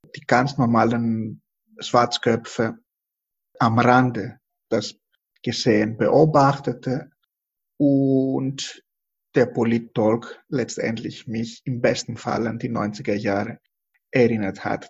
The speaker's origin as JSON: {"language": "German", "country": "Greece", "moved": "yes", "lives_now": "Germany", "said": "Ich fühle mich nicht verantwortlich als Grieche, genau das Gegenteil. Ich komme aus einer Familie, die Opfer von der Besatzung war"}